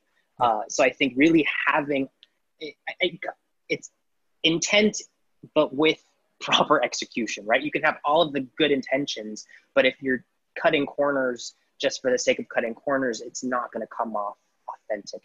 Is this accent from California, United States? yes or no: yes; Southern California, United States; I'm born and raised in Southern California